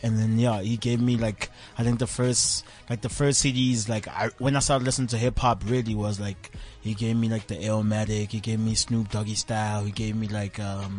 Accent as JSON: {"language": "English", "town": "Johannesburg", "region": "Gauteng", "country": "South Africa", "tie": "born or raised there", "said": "I was born and raised basically in LX."}